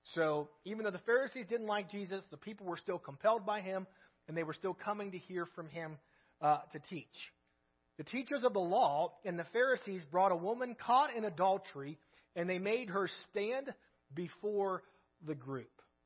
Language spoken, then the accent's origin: English; United States; we're American